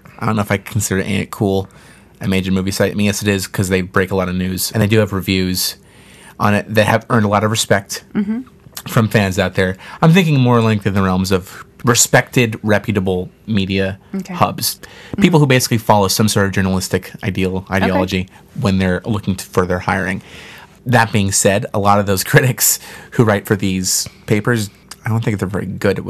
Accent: Ireland; We're both Irish, so it's like...

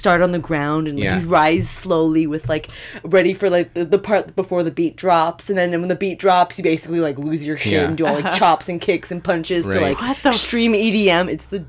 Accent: Canada; I'm Canadian.

